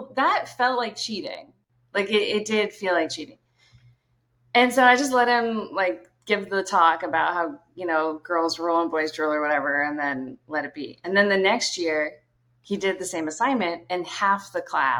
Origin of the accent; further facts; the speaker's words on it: Brunswick, Maine, United States; I grew up in Brunswick, Maine.